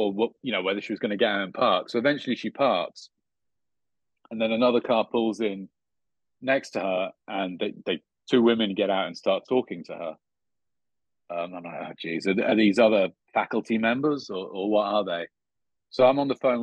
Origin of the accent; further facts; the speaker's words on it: United Kingdom; now in United States; I'm a Brit for a start, but an American green card holder